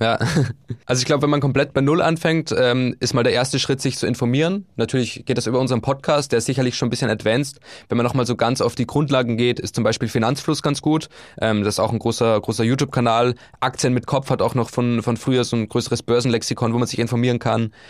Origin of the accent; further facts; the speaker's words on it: Upper Austria, Austria; moved away as an adult; also born or lived in Bulgaria / Vienna; now in Hamburg, Germany; von meiner Heimat in Oberösterreich